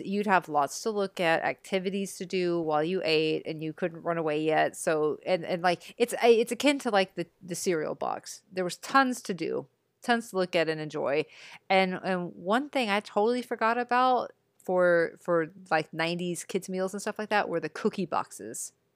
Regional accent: Texas, United States; growing up in Texas

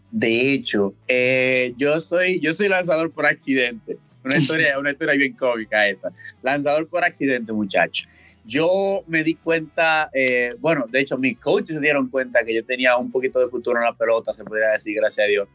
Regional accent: Santo Domingo, Distrito Nacional, Dominican Republic; now in Wichita, United States; Yo soy de Santo Domingo, República Dominicana. Eh, muchacho de la ciudad

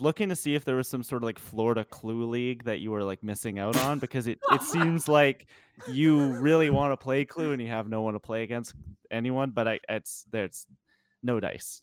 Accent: Western Canada, Canada; the western part of Canada

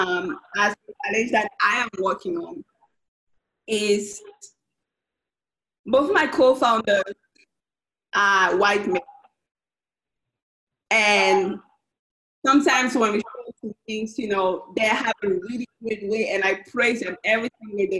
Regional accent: Cameroon; now in Austin, United States; I'm originally from Cameroon, Central Africa, so most of my family is back home.

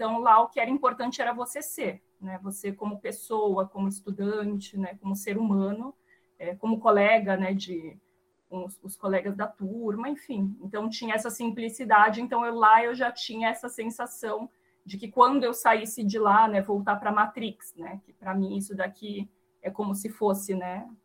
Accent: São Paulo, Brazil; moved away as an adult; also born or lived in Cuba; eu sou nascida aqui em São Paulo, mas meus pais são naturais aí da Bahia, né? Meu pai é de Itaberaba, minha mãe de Sátiro Dias, mas eles se encontraram, né? Se conheceram aqui em São Paulo e eu nasci aqui.

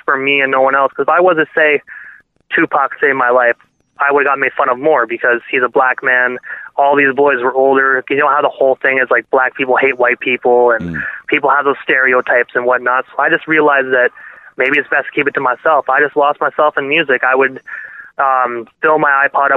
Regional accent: Brockville, Ontario, Canada; moved away as an adult; now in Prescott, Canada; it's my hometown, right? So it's where I was born

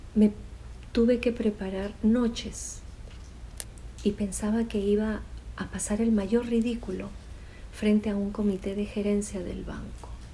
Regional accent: Peru; Fui la primera psicóloga del programa de prevención y rehabilitación cardíaca en mi país, en Perú.

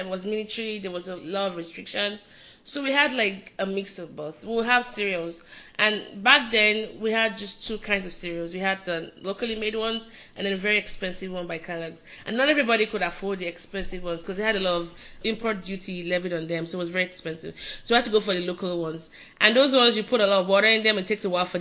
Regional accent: Nigeria; moved away; I'm Nigerian

